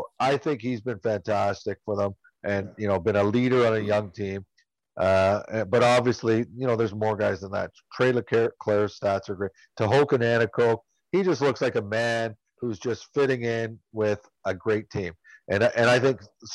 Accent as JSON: {"language": "English", "town": "Toronto", "region": "Ontario", "country": "Canada", "said": "I'm from Toronto"}